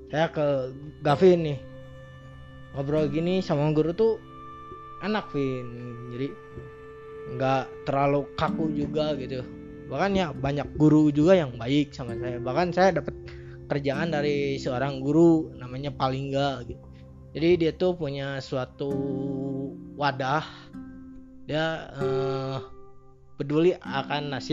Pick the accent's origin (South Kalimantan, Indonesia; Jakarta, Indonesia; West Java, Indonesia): West Java, Indonesia; Bandung; also born or lived in Tasikmalaya; saya lama di Bandung gede di Bandung gitu